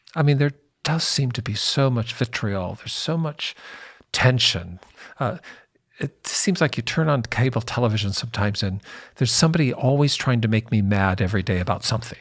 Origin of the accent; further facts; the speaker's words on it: Seattle, Washington, United States; Seattle's my hometown